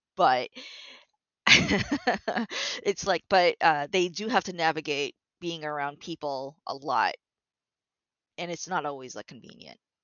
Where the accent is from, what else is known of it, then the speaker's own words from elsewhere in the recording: Toronto, Ontario, Canada; I was born and raised in Toronto, actually